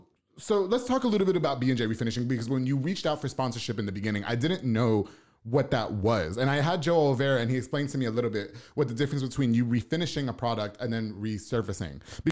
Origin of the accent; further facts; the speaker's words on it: Puerto Rico; now in Waco, United States; Well, because I'm Puerto Rican, so I'm Caribbean.